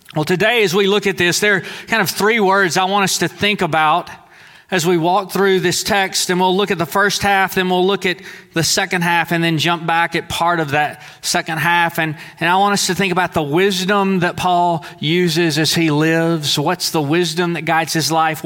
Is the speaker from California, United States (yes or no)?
no; Deweyville, Texas, United States; in Deweyville, Texas, we might have welcomed the fisherman in, but we didn't welcome the tax guy in, right? Most of us didn't, that is, because most of us, we kind of thought of our mindset, our identity primarily as Southeast Texan